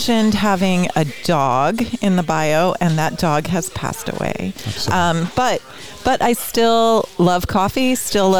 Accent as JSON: {"language": "English", "town": "Cincinnati", "region": "Ohio", "country": "United States", "moved": "as an adult", "lives_now": "California, United States", "said": "I'm from Cincinnati. I'm from a city"}